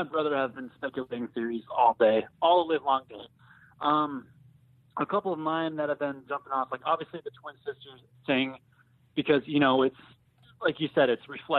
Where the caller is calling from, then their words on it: Phoenix, Arizona, United States; From Phoenix, Arizona.